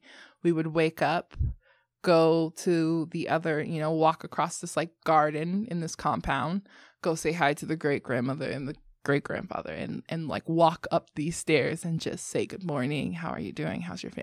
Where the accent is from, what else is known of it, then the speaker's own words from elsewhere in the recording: United States; And I'm American